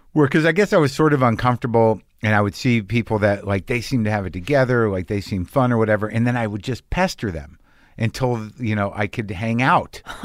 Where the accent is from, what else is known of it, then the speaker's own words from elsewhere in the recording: Albuquerque, New Mexico, United States; I grew up in Albuquerque.